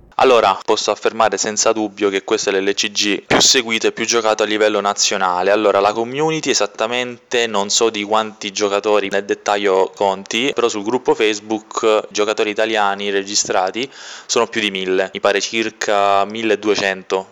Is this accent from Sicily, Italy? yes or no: yes; Castellammare del Golfo, Sicily, Italy; moved away as an adult; now in Rome, Italy; vengo da Castellammare del Golfo, che è un piccolo paesino in provincia di Trapani. Io sono siciliano